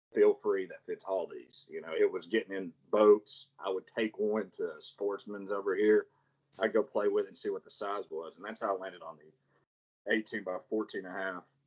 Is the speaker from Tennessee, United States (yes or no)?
yes; Chattanooga, Tennessee, United States; I'm from Chattanooga